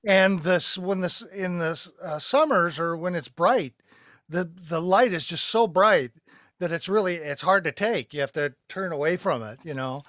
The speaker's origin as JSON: {"language": "English", "town": "Glendale", "region": "Arizona", "country": "United States", "tie": "born or raised there", "said": "I grew up in Glendale, Arizona."}